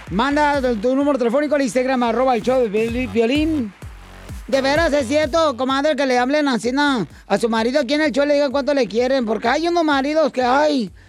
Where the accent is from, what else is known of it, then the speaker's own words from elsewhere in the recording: Michoacán, Mexico; Oh, yo soy de Chaguay, Michoacán. Todos los Chaguay, Michoacán son perrones.